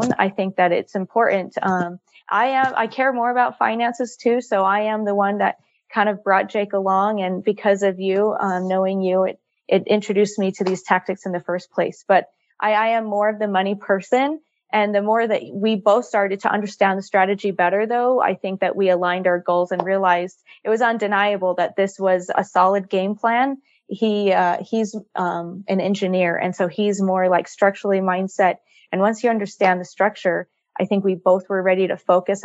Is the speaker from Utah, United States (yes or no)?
yes; Utah, United States; I grew up here in Utah. I'm a mountain girl